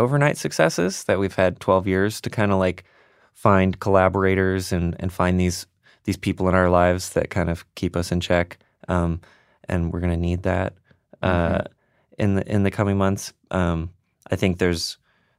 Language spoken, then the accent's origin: English; the South, United States; And I'm from the South. Like, right. I'm like a third or fourth generation redneck.